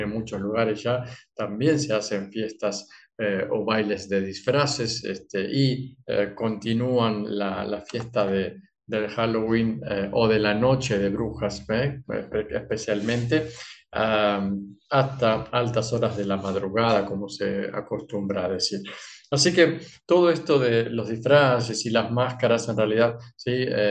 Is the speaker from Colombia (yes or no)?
no; Argentina; soy argentino